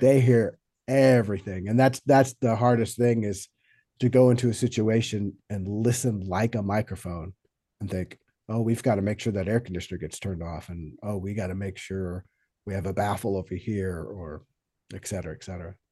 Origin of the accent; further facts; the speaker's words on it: Friendswood, Texas, United States; also born or lived in New York; now in Los Angeles, United States; originally, I grew up in uh, a little town just south of Houston, Texas, called Friendswood.